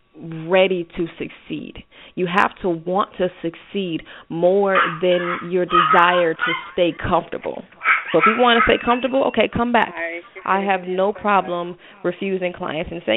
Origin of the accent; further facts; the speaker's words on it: Cincinnati, Ohio, United States; I'm from Cincinnati, Ohio, so, you know, going into high school in Cincinnati